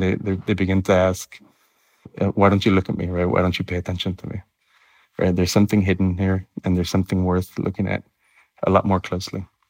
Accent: Miami, Florida, United States; moved away as an adult; also born or lived in Nebraska; now in Ithaca, United States; growing up in Miami

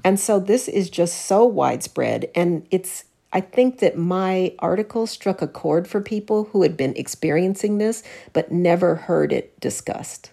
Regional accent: Denver, Colorado, United States; I was raised in Denver

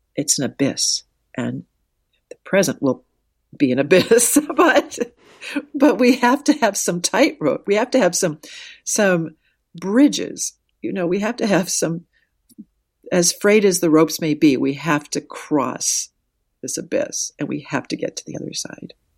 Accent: Wahpeton, North Dakota, United States; I grew up in Wapaton, North Dakota

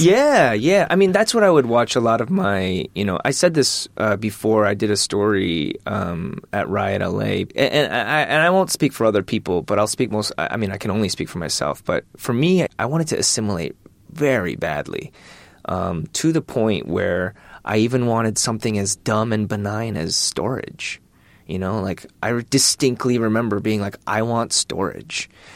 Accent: Michigan, United States; I'm from Michigan

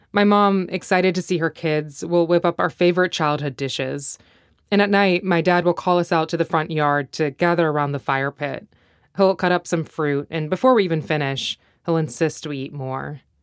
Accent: United States; I grew up in the States

